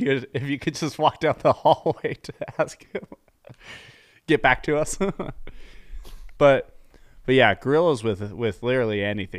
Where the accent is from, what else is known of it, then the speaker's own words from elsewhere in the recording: Australia; I am Australian.